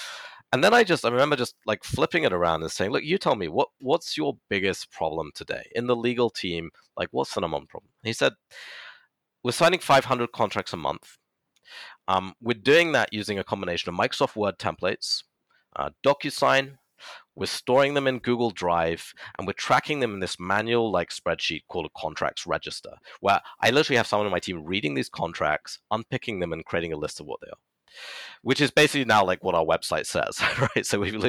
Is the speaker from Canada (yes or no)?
no; United Kingdom; so he's from Latvia, and you know, I'm British national, we worked actually remotely for a long time.